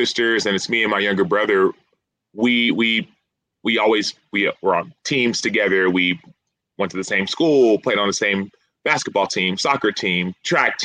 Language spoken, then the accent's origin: English; Dallas, Texas, United States; I grew up in Dallas, Texas